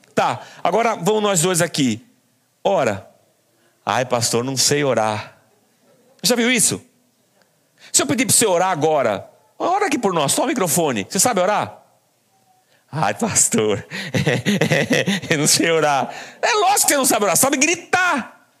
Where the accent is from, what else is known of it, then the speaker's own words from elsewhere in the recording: Barbacena, Minas Gerais, Brazil; quando era pequeno lá em Barbacena